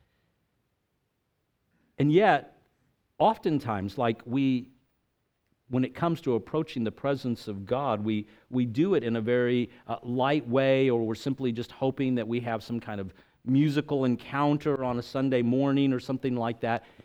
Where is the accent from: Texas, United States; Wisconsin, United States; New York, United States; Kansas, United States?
Texas, United States; El Paso; moved away as an adult; also born or lived in Tampa, Florida; I grew up in El Paso, Texas